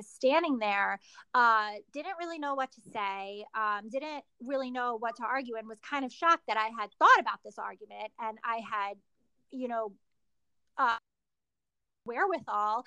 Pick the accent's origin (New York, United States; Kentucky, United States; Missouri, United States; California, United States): New York, United States; I'm from New York